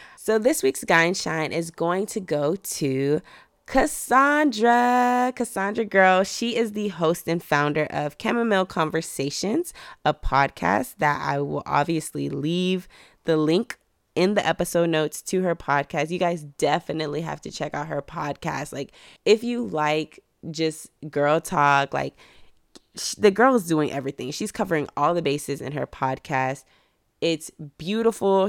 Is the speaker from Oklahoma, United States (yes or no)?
no; Mission, Texas, United States; moved away as an adult; also born or lived in Dallas, Texas; I'm from Mission, Texas